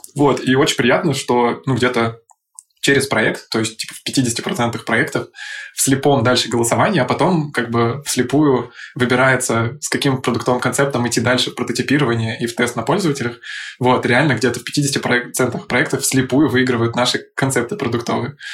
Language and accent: Russian; Saint Petersburg, Russia; moved away as an adult; also born or lived in Moscow; я сам родом из Питера, и мне, пока я не начал 7 лет назад работать в Москве, на московском рынке